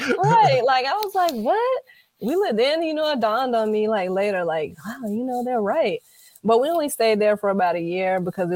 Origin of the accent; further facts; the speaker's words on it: Gary, Indiana, United States; Well, initially growing up in Gary, we lived in, I started in Tarrytown.